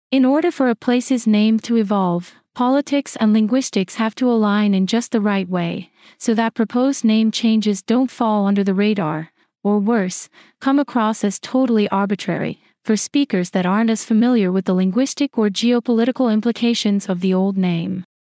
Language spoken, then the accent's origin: English; Sacramento, California, United States; My hometown, Sacramento, California